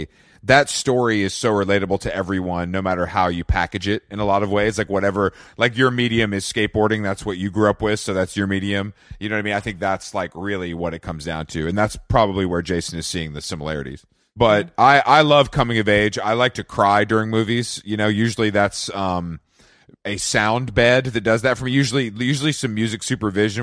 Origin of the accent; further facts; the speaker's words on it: Atlanta, Georgia, United States; I'm from Atlanta. So as a fellow Southerner